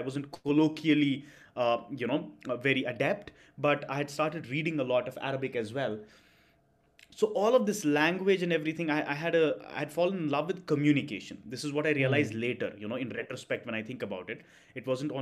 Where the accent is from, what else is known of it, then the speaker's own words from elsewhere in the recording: Srinagar, Jammu and Kashmir, India; moved away as an adult; also born or lived in Chennai; I was born and brought up in Kashmir for most of my life. And, in Kashmir, the temperatures don't go beyond 32, 33 during the summers, in Srinagar, at least.